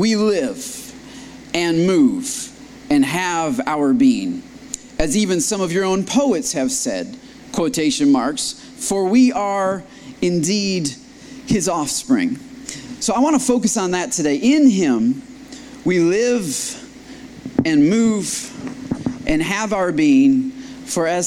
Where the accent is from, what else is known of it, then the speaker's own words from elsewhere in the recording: Michigan, United States; now in Austin, United States; I was born up in Michigan